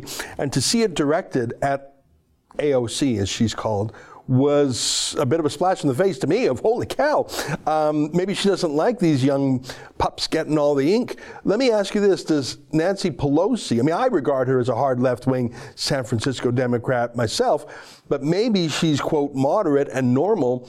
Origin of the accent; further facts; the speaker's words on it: Canada; as a Canadian